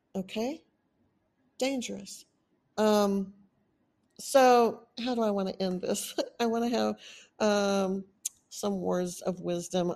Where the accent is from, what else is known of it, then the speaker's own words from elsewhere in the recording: Texas, United States; accent: Texan; moved away as an adult; also born or lived in Austin, Texas; now in California, United States; I've been in Texas most of my life. Of course, I sound like a Texan.